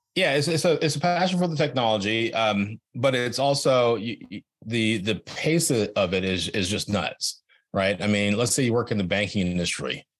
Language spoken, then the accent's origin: English; Silicon Valley, California, United States; I grew up in Silicon Valley